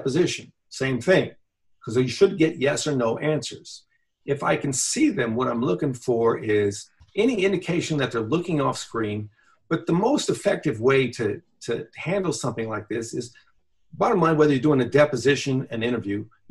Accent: United States; growing up in America

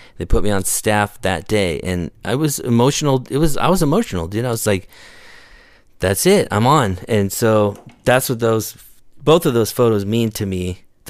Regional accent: Visalia, California, United States; I grew up in Visalia.

